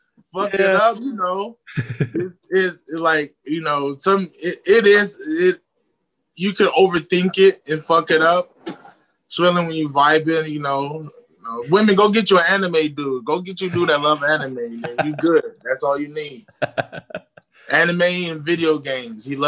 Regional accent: Inland Empire, California, United States; I'm from the IE. Then flew back home

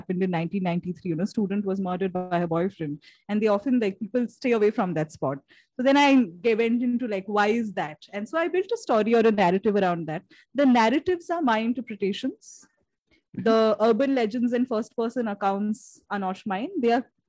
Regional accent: Shillong, Meghalaya, India; I was born in Shillong in Meghalaya

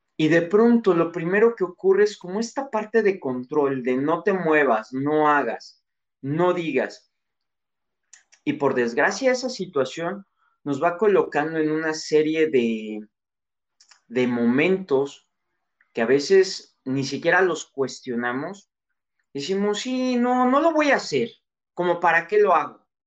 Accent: Mexico; soy mexicano

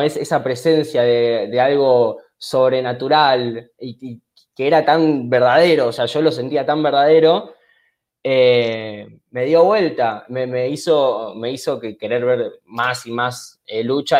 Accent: Argentina; se practicaba en mi país

